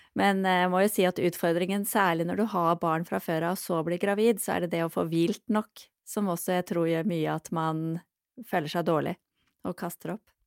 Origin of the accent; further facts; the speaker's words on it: Norway; moved away as an adult; also born or lived in London; jeg vokste opp i Norge